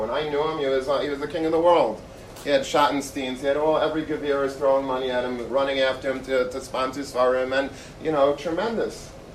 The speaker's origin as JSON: {"language": "English", "town": "Long Beach", "region": "New York", "country": "United States", "tie": "born or raised there", "said": "I grew up in Long Beach"}